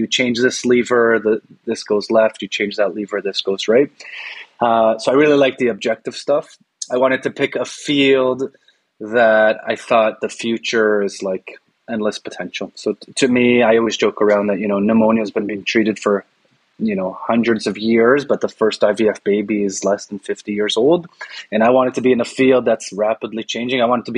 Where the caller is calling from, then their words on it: Toronto, Ontario, Canada; I'm talking from Toronto, home of the Toronto Raptors.